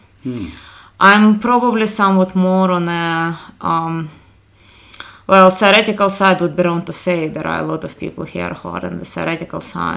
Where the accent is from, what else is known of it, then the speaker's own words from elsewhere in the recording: Ukraine; moved away as an adult; also born or lived in Kharkiv, Ukraine / Columbia, Missouri, United States; now in Minneapolis, United States; originally I'm from Ukraine, so my undergraduate education in particular is in Kharkiv, Ukraine